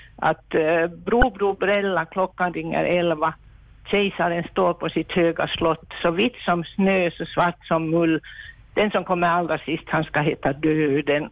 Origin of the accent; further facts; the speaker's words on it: Helsinki, Uusimaa, Finland; now in Vaasa, Finland; jag växte upp i Helsingfors under kriget